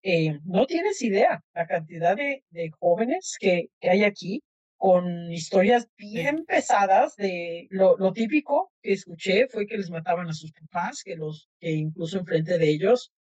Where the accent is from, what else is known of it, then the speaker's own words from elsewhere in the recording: Mexico; now in United States; los que nacimos en México